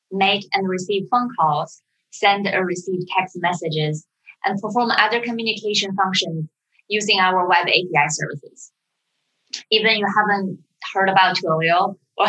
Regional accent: China; also born or lived in United Kingdom; now in San Francisco, United States; I was born and raised in China

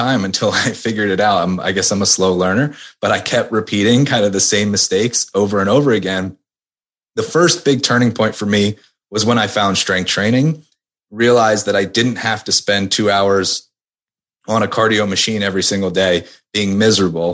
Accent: outside of Philadelphia, Pennsylvania, United States; moved away; also born or lived in Maryland; I grew up outside of Philadelphia

